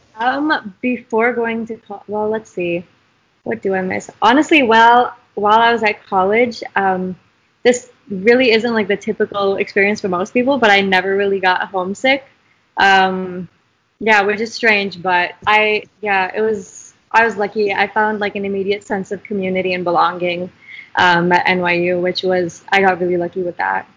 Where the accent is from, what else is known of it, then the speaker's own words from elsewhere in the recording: Idaho, United States; I'm from Idaho. I don't know if we mentioned that yet, which is uh, not the bluest state out there. Um, so growing up here has been a really interesting dynamic